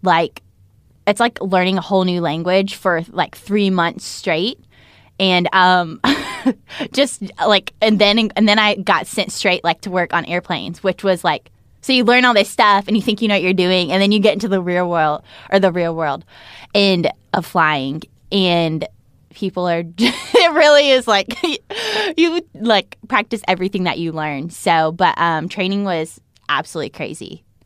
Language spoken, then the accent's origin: English; North Carolina, United States; I was from North Carolina